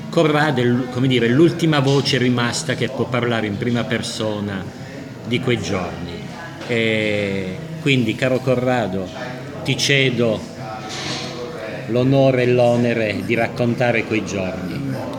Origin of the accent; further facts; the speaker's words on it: Pescara, Abruzzo, Italy; now in Loreto Aprutino, Italy; sono nato a Loreto a Prutino, ma a dieci mesi mio padre aveva uno studio professionale a Pescara, ci siamo trasferiti e mi considero pescarese a tutti gli effetti, perché la mia vita si è svolta a Pescara